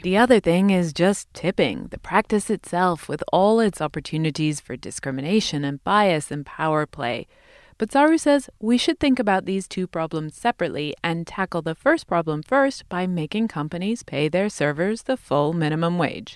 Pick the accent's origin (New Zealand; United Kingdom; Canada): United Kingdom; England; now in United States; I come from England